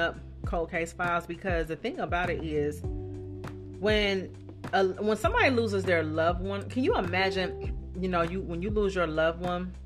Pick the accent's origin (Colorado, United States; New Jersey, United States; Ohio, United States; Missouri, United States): Ohio, United States; Dayton; there's this realtor in Dayton, in my hometown